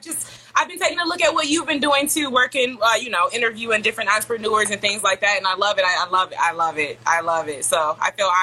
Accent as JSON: {"language": "English", "town": "Detroit", "region": "Michigan", "country": "United States", "tie": "born or raised there", "said": "I'm from Detroit, Michigan."}